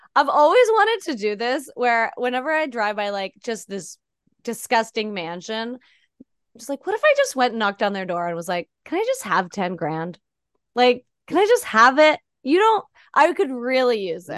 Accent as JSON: {"language": "English", "country": "Canada", "moved": "as an adult", "lives_now": "United States", "said": "as a Canadian getting here"}